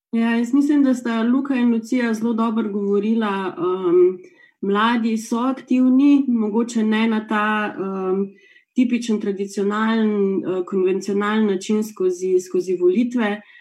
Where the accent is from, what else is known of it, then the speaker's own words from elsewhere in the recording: Slovenia; smo Slovenci